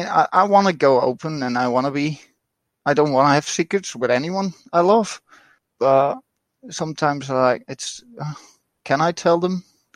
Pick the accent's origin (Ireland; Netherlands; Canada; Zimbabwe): Netherlands; I'm from the Netherlands.